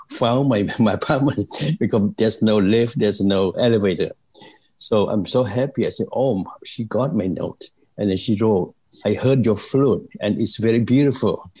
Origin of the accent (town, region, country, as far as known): Cambodia; now in United States